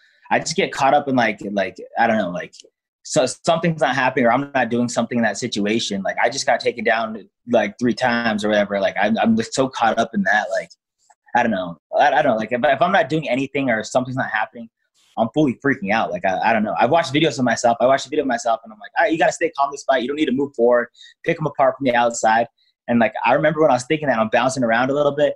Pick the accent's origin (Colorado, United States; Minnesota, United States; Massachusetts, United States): Colorado, United States; Denver; I grew up in Denver, Colorado